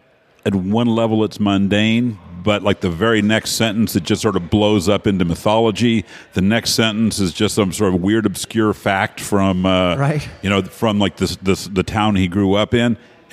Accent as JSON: {"language": "English", "town": "Houston", "region": "Texas", "country": "United States", "tie": "born or raised there", "also_born_or_lived": "Minnesota", "said": "born in Minnesota, grew up as a kid, went through kid years in Houston, went through teenage and early 20s."}